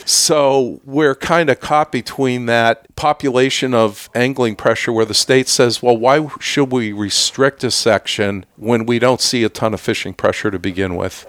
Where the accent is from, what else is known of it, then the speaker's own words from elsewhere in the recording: Clinton, New York, United States; moved away as an adult; also born or lived in Lake Placid, New York; now in Stowe, United States; I grew up just outside of the Syracuse area in Clinton, New York.